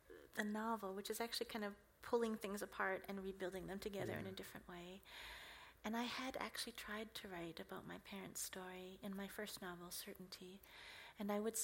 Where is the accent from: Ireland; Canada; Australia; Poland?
Canada; first language English; I was born in Canada.